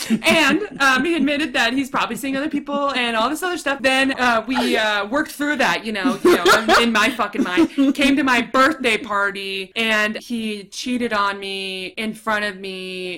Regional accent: Southern California, United States; can you tell we're from Southern California?

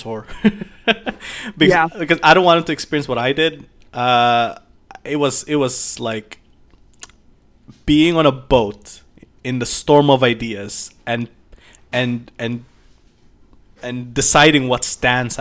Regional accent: Philippines; I grew up in Philippines, and Philippines is a Catholic nation

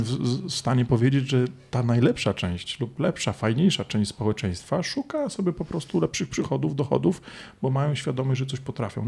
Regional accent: Poland; also born or lived in London, United Kingdom

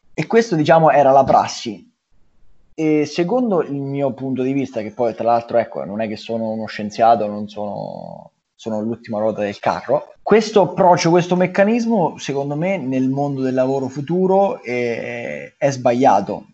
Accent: Marche, Italy; also born or lived in Milan; sono dalle Marche

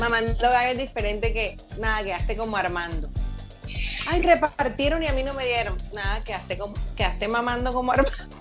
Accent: Caribbean coast, Colombia; soy costeña

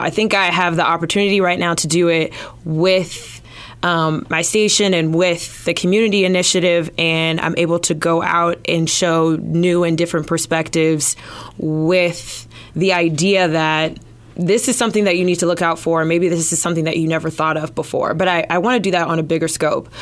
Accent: Los Angeles, California, United States; moved away as an adult; also born or lived in Arizona / Georgia; now in Des Moines, United States; I'm originally from Los Angeles

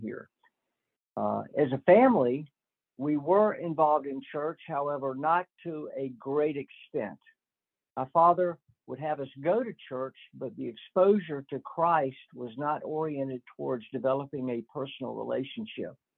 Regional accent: Northwest Florida, United States; I am from Northwest Florida and grew up in a typical middle class home

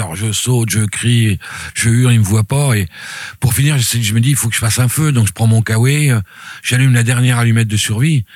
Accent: Reims, Grand Est, France; moved away as an adult; also born or lived in French Guiana; now in La Rochelle, France; quand je suis rentré à Reims

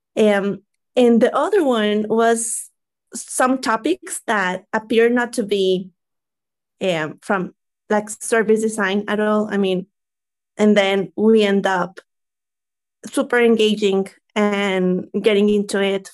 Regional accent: Mexico; I'm from Mexico

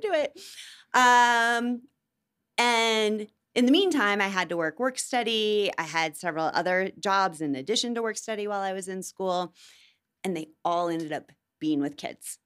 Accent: Iowa, United States; also born or lived in Gary, Indiana; now in Denver, United States; I grew up in Iowa

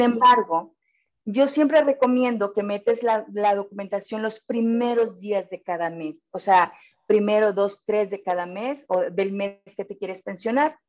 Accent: Monterrey, Nuevo León, Mexico; somos bien regios aquí

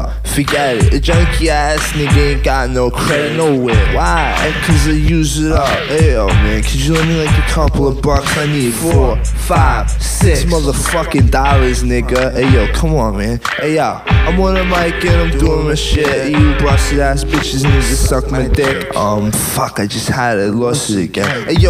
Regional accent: New York City, New York, United States; cause I grew up in New York City, man.

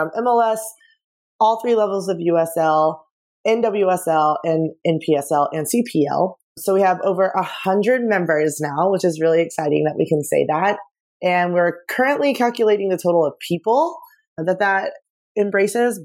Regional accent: Dallas, Texas, United States; I'm from Dallas

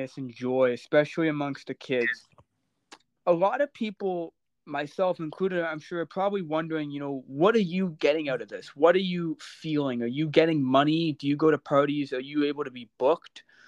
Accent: Oshawa, Ontario, Canada; moved away; I'm from Oshawa, born and raised. It's a hometown for me. Don't live there currently

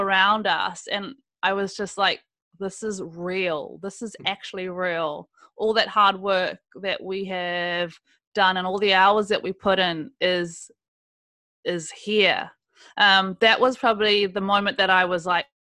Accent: South Africa; now in New Zealand; I was born in South Africa

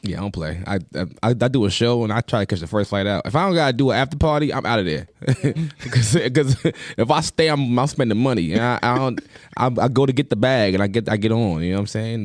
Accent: Long Island, New York, United States; I'm from New York. Long Island

